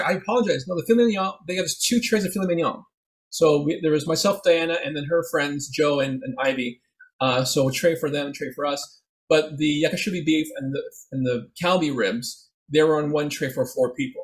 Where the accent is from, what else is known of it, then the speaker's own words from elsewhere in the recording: Philippines; also born or lived in Etobicoke, Toronto; now in Toronto, Canada; we're Filipino